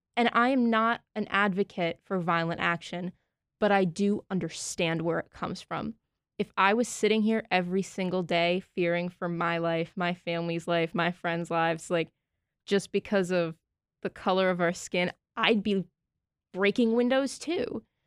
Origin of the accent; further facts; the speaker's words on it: Massachusetts, United States; I'm from Massachusetts.